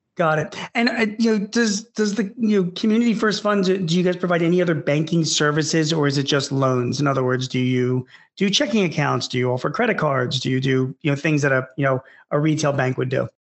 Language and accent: English; Philadelphia, Pennsylvania, United States; I grew up in Philadelphia and I'm in my mid 50s